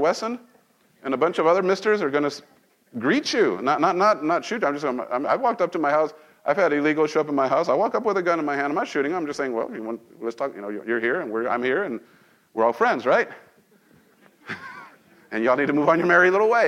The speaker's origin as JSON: {"language": "English", "country": "Mexico", "tie": "born or raised there", "moved": "yes", "lives_now": "United States", "said": "I was born in this nation. I grew up in Mexico"}